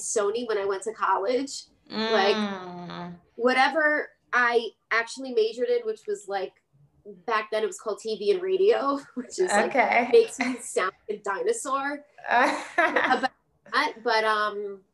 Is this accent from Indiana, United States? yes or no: no; New York City, New York, United States; also born or lived in Cupertino / Puerto Rico; Brooklyn girl